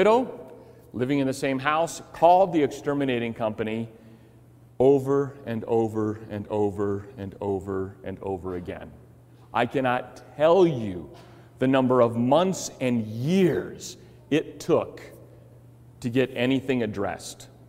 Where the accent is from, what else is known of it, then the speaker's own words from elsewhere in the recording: Chicago, Illinois, United States; Growing up in Chicago, our house that we lived in had termite problems